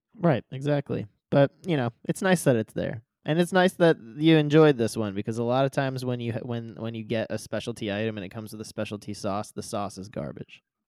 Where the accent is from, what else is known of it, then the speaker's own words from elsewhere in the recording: Midwest, United States; also born or lived in southern Indiana; I grew up in the Midwest and I went to school in, in southern Indiana